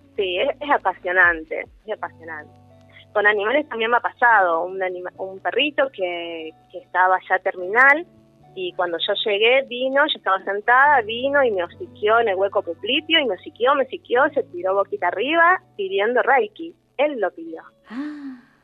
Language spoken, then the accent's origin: Spanish; Rosario, Santa Fe, Argentina; somos de Rosario